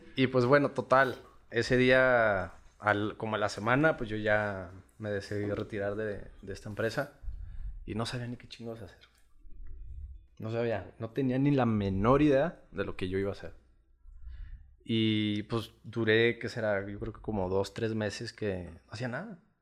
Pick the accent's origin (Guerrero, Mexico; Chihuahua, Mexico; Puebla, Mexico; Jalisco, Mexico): Chihuahua, Mexico; Yo nací aquí en, Chihuahua, Chihuahua, Chihuahua